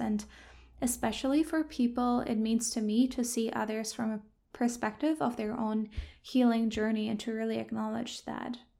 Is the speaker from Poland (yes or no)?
no; Germany; moved away as an adult; now in Victoria, Canada; I grew up in Germany